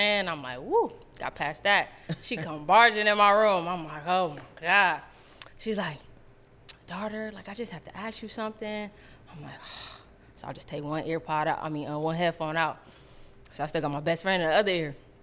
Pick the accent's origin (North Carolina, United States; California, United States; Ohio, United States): California, United States; Long Beach